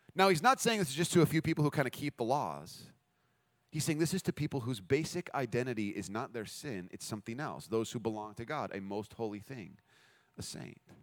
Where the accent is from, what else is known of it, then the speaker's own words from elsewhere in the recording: United States; We're American